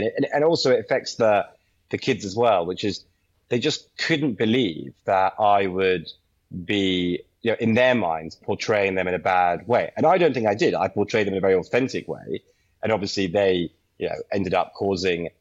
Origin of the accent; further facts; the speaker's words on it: London, United Kingdom; I'm a Brit from London